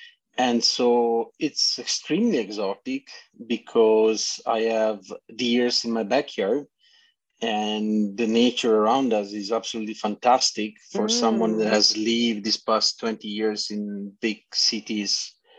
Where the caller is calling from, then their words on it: British Columbia, Canada; From British Columbia.